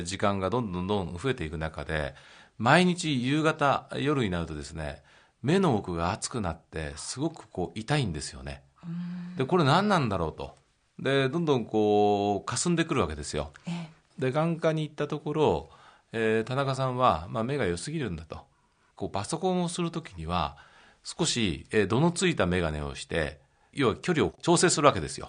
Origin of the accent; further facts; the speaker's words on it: Maebashi, Gunma, Japan; now in Tokyo, Japan; 出身地は群馬の前橋です